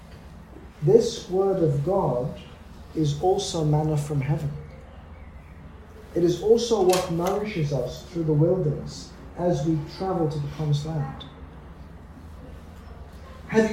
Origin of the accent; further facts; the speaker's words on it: Australia; moved away; I grew up in Australia